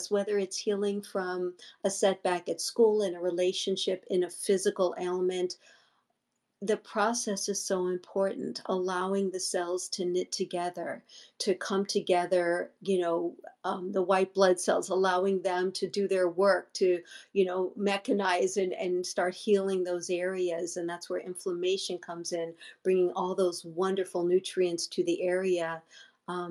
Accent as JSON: {"language": "English", "region": "New York", "country": "United States", "tie": "born or raised there", "moved": "yes", "lives_now": "Los Angeles, United States", "said": "I was brought up in New York before I moved"}